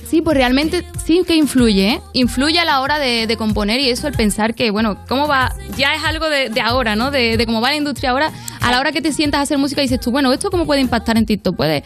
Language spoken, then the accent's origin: Spanish; Andalusia, Spain